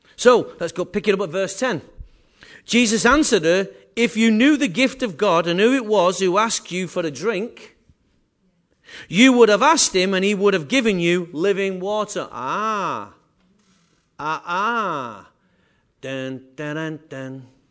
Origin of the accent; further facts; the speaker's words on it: England, United Kingdom; I am English